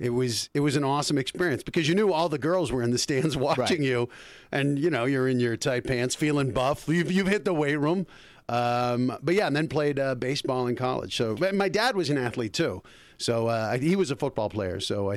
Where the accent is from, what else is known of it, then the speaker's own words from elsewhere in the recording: Colorado, United States; moved away as an adult; also born or lived in Bergen County, New Jersey; now in Los Angeles, United States; From Colorado. Well, actually, I was born in Jersey, Bergen County.